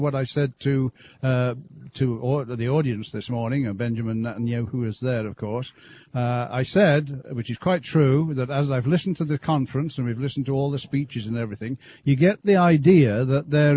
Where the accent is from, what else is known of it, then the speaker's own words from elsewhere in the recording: Birmingham, West Midlands, United Kingdom; moved away as an adult; now in Canada; We lived in Great Britain for, since I was born, really, I guess, up until we came out to Canada. So Birmingham area